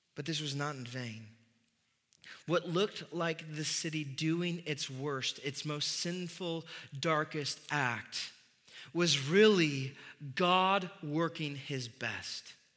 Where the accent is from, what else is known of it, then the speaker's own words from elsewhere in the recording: Midwest, United States; being a Midwesterner